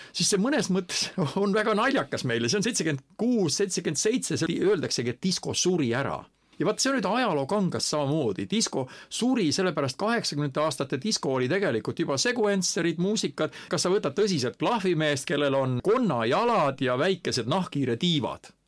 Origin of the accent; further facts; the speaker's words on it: Estonia; mina olen eestlane